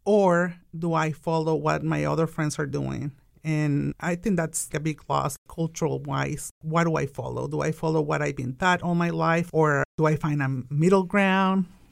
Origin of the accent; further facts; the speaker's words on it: Tijuana, Baja California, Mexico; English is a second language; now in Wichita, United States; I'm an immigrant from Mexico. I was actually born in Tijuana, the most beautiful border from Mexico